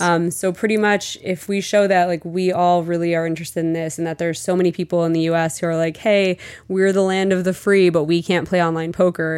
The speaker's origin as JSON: {"language": "English", "region": "New Jersey", "country": "United States", "also_born_or_lived": "Mexico", "said": "I'm from New Jersey"}